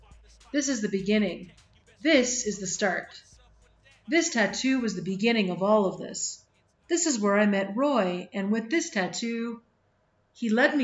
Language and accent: English; San Luis Potosí, Mexico; I am from San Luis Potosí, and there they use peyote.